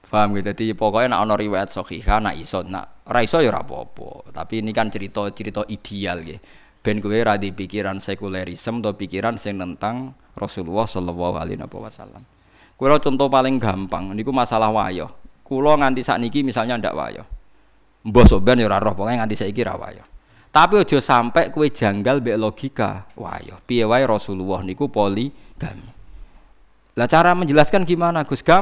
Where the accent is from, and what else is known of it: Java, Indonesia